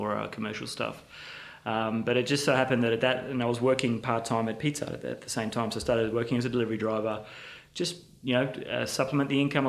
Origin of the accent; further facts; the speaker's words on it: Ipswich, Queensland, Australia; My family's still live out in Ipswich. I grew up in Ipswich and went to public high school there, Bremer State High.